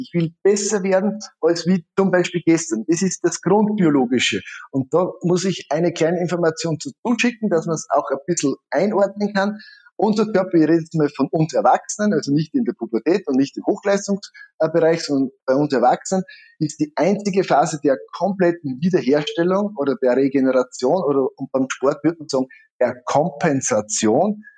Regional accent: Styria, Austria; ich komme aus der Steiermark

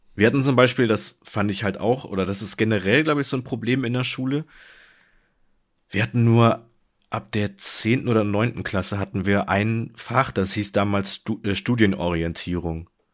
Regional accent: Germany; du selbst als Deutscher

